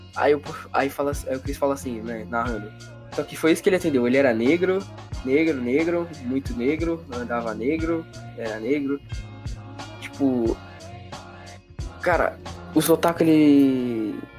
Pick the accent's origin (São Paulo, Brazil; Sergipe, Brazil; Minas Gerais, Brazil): São Paulo, Brazil; eu sou de São Paulo